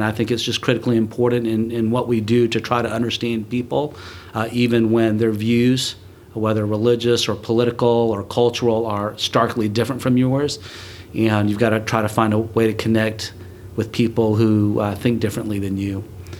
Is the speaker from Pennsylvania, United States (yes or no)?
no; Enterprise, Alabama, United States; moved away as an adult; also born or lived in Buenos Aires, Argentina / North Carolina; now in Atlanta, United States; I was born in Buenos Aires, Argentina, where my parents were missionaries, and raised in a small town in Alabama called Enterprise, where my father was the pastor of the First Korean Baptist Church. I'm Korean by heritage